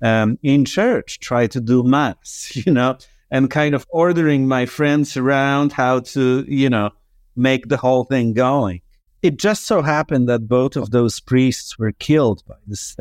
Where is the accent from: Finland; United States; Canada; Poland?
Poland; moved away; I was born in Poland in 1975.